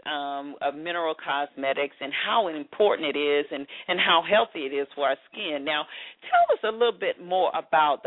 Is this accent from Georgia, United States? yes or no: yes; Atlanta, Georgia, United States; my hometown, Atlanta.